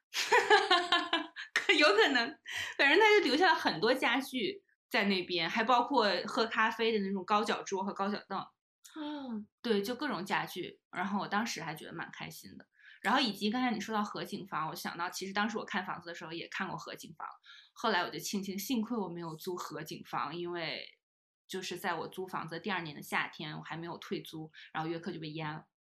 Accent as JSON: {"language": "Chinese", "region": "Northeast China", "country": "China", "also_born_or_lived": "United Kingdom", "moved": "as an adult", "said": "比如说卧室要朝南，就可能是我家，就是东北人的需求"}